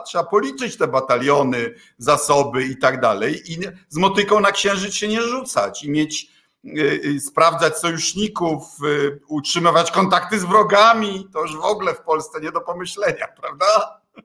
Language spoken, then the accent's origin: Polish; Kuyavian-Pomeranian Voivodeship, Poland; u nas w szeroko pojętej Wielkopolsce. Bydgoszcz była zasobnym miastem